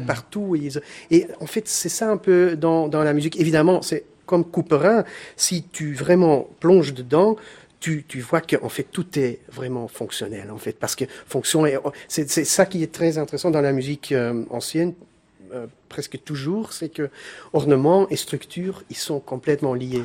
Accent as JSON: {"language": "French", "country": "Belgium", "said": "je suis le, seul Belge dans, dans, le groupe."}